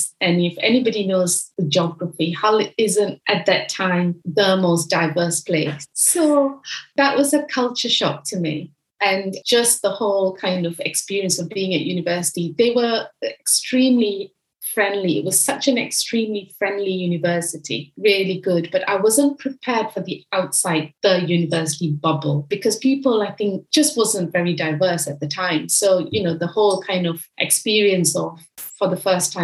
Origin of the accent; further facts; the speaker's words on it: Malaysia; moved away as an adult; now in United Kingdom; Growing up in Malaysia and going through the Malaysian education system